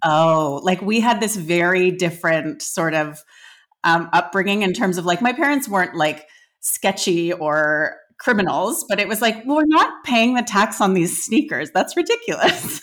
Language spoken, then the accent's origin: English; Canada; I grew up in Canada